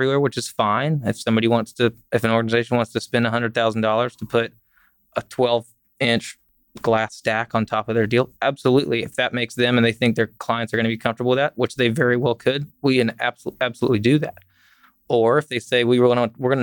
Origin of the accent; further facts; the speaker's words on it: Fort Worth, Texas, United States; I grew up in Fort Worth